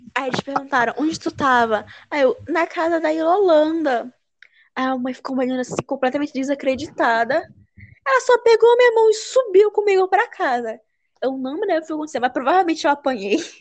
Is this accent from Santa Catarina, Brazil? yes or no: no; Manaus, Amazonas, Brazil; also born or lived in Pará; now in Belém, Brazil; eu nasci no Pará, mas a minha infância toda foi em Manaus, no Amazonas.